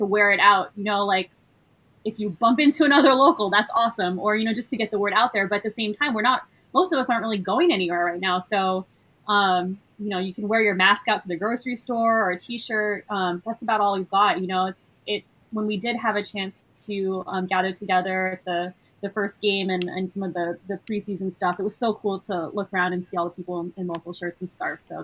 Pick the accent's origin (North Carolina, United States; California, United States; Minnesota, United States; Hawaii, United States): Hawaii, United States; Kailua; moved away as an adult; also born or lived in New York City; now in San Diego, United States; I grew up in Hawaii on the island of Oahu, Kailua town.